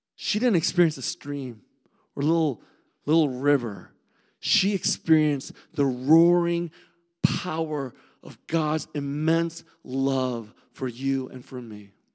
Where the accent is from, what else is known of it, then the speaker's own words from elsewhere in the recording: Southern California, United States; moved away; growing up in California, in Southern California